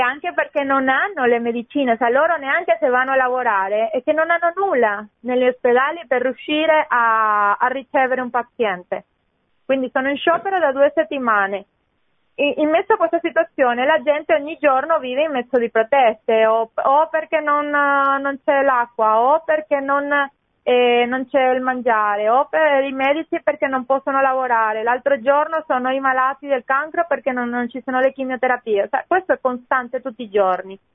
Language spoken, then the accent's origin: Italian; Venezuela; now in Italy